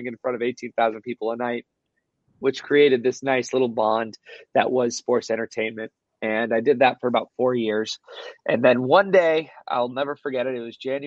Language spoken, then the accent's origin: English; Littleton, Colorado, United States; moved away; I grew up in Littleton, Colorado, playing baseball, hockey, football, lacrosse